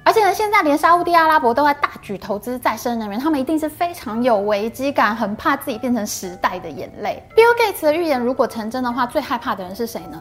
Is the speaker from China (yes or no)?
no; Taiwan; 现在我们台湾的